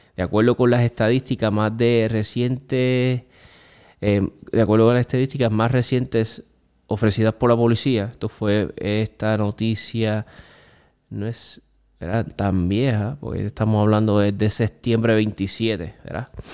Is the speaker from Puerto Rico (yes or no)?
yes; Puerto Rico